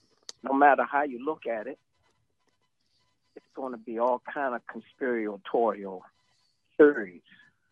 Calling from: Georgia, United States; I'm going to step you back to Georgia.

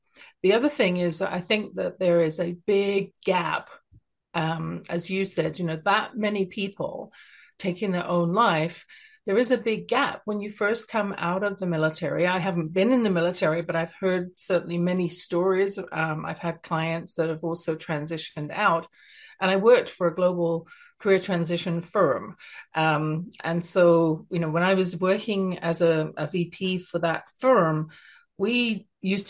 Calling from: Canada; Even though I'm speaking from Canada, I think that every service person in the world makes a contribution

